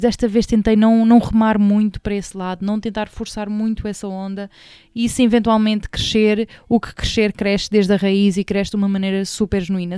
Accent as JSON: {"language": "Portuguese", "country": "Portugal", "said": "portuguesa portuguesa, papá angolano, mãe retornada."}